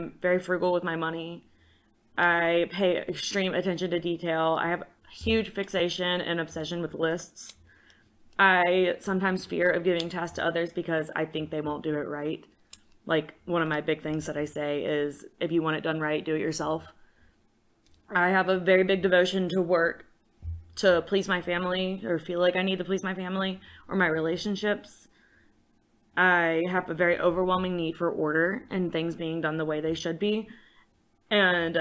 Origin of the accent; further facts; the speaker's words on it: Hot Springs, Virginia, United States; I'm from Hot Springs, Virginia